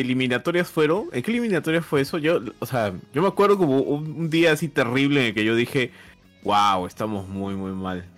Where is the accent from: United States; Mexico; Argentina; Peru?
Peru; somos peruanos